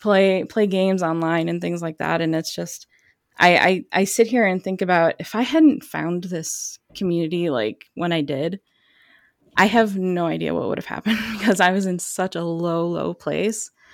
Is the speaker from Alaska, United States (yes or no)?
no; suburbs of Chicago, Illinois, United States; I basically grew up in the suburbs of Chicago